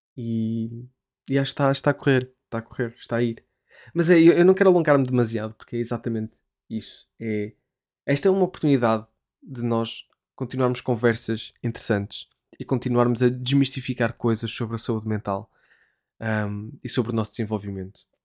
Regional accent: Portugal; moved away as an adult; now in United Kingdom

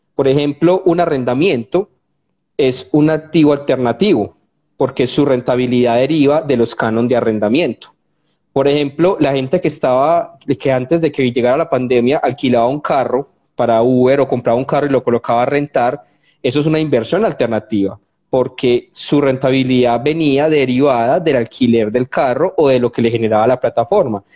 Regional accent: Colombia; somos colombianos de a pie

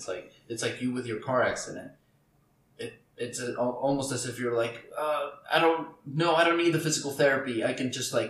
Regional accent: Uruguay; now in United States; I had to renounce my citizenship to Uruguay, too.

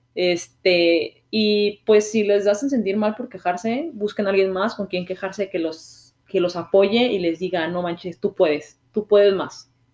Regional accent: Mexico; moved away as an adult; now in Canada; yo soy un mexicano que vive en Canadá

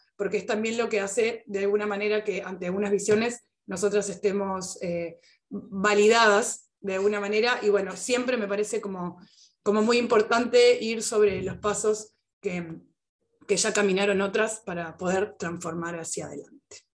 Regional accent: Uruguay; yo estoy en Uruguay y soy uruguaya específicamente

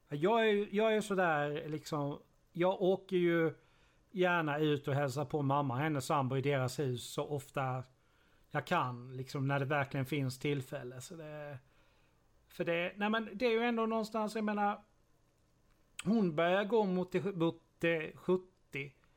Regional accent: Sweden; som infödd svensk

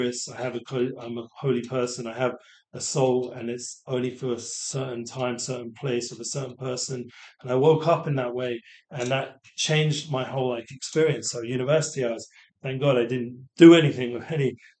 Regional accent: England, United Kingdom; moved away; growing up in England, you develop a little, I'm not making excuses, but you get a bit of a sarcastic kind of sense of humor. So I'm going back to London

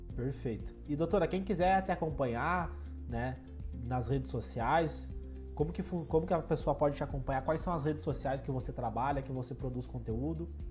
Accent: Passo Fundo, Rio Grande do Sul, Brazil; Eu sou de Passo Fundo, aqui do norte do Rio Grande do Sul

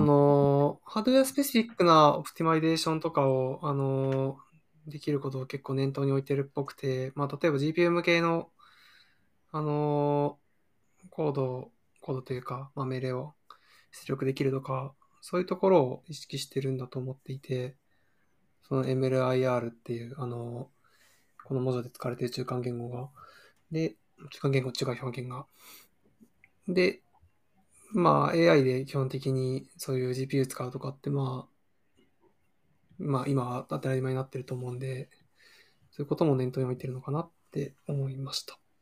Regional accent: Toyama, Japan; 実家が富山で

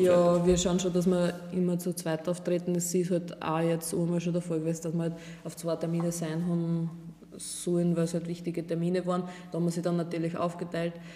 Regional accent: Burgenland, Austria; bei uns im Burgenland

